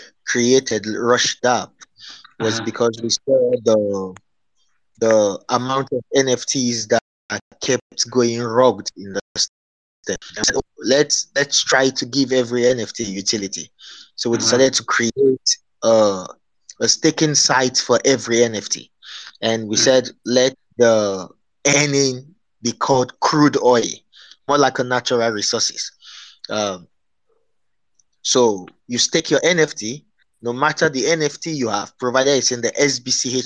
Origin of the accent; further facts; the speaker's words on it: Nigeria; I'm from Nigeria